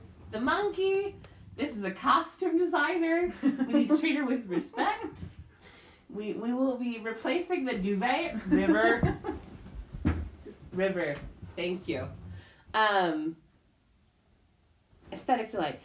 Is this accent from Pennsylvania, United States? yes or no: no; Wisconsin, United States; I grew up in Wisconsin